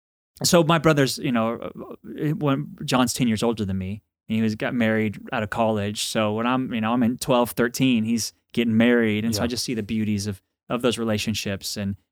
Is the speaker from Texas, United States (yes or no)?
yes; Dallas, Texas, United States; Well, I'm from Dallas, Texas, and grew up with great, faithful Catholic parents.